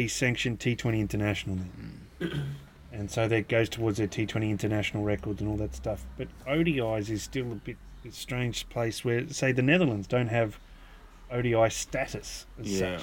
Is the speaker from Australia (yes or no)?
yes; Australia; just being Australian